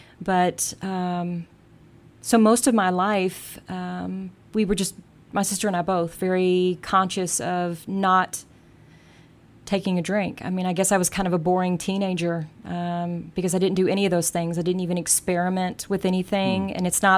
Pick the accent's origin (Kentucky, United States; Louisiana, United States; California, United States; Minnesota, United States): Kentucky, United States; Louisville; born or raised there; also born or lived in Germany